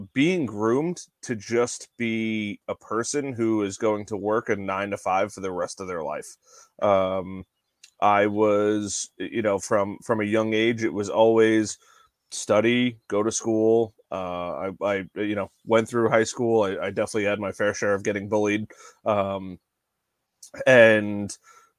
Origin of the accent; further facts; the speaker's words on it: Long Island, New York, United States; moved away as an adult; now in Belmont, United States; Originally born and raised on Long Island, recently moved down to a little town called Belmont, North Carolina.